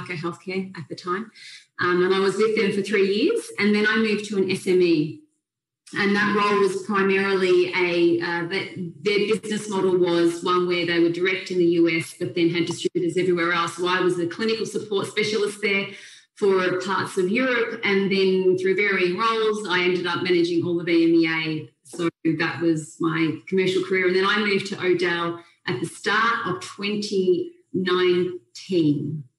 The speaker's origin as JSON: {"language": "English", "country": "Australia", "also_born_or_lived": "Melbourne", "moved": "as an adult", "lives_now": "United Kingdom", "said": "I am Australian, as you will be able to tell very soon into this conversation. My background is I was a nurse. I was a registered nurse in Melbourne for 10 years, and then I moved to the UK in 2006, so I've been here since then."}